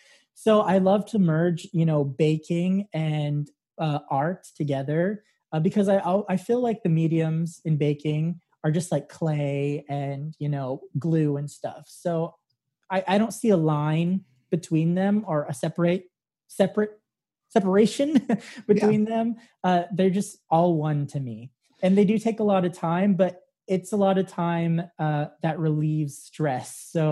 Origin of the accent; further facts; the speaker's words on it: Santa Fe, New Mexico, United States; Santa Fe, New Mexico.